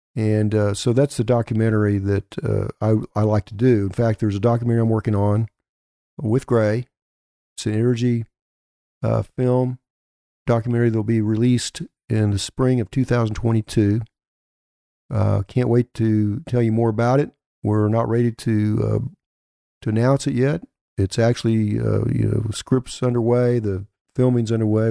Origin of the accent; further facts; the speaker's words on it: Elk City, Oklahoma, United States; my hometown of Elk City.